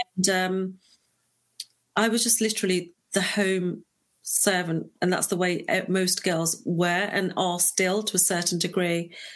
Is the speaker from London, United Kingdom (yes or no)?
no; Leicester, East Midlands, United Kingdom; I'm born and raised in the United Kingdom. Um, I was born in a little place called Leicester